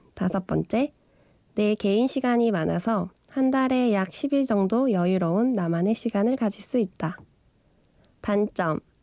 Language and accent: Korean; South Korea; moved away as an adult; also born or lived in Middle East; 내가 한국인인가가 음시름스러울 때가 있다. 한국을 오랫동안 떨어져 있다 보니